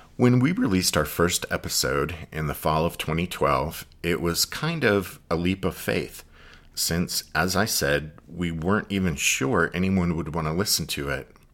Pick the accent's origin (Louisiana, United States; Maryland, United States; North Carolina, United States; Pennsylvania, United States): Pennsylvania, United States; I'm from Pennsylvania